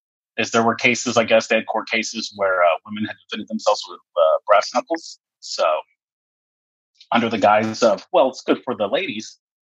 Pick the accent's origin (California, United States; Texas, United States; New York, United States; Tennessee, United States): Texas, United States; moved away as an adult; now in Washington, United States; I'm from Texas.